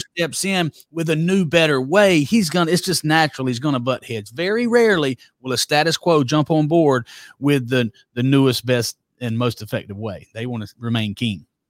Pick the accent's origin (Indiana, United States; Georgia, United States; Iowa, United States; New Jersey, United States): Georgia, United States; Douglas; accent: Southern; also born or lived in Broxton, Georgia; born and reared in Douglas, Georgia